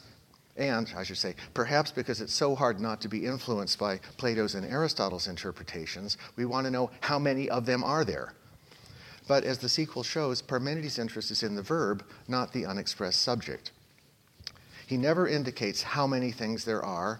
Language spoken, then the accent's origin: English; Oakland, California, United States; my hometown, Oakland, California